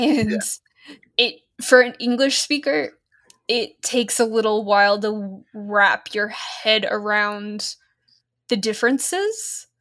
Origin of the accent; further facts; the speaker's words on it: Australia; accent: mostly Australian; moved away as an adult; now in United States; I grew up in Australia, but was American born and had lived in America for long enough to actually have an American accent when we moved over.